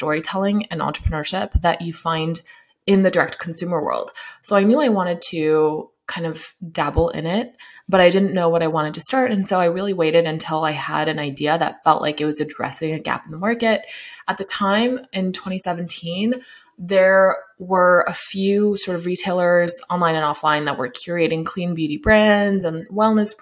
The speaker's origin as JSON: {"language": "English", "town": "Sacramento", "region": "California", "country": "United States", "tie": "born or raised there", "said": "I'm in Sacramento. It's where I grew up"}